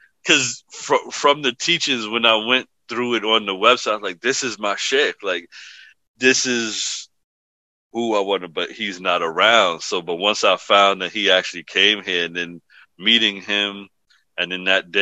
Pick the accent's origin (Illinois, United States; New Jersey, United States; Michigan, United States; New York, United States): New York, United States; New York City; moved away as an adult; also born or lived in Hayward, California; now in Pennsylvania, United States; the apartment I was born into in the Bronx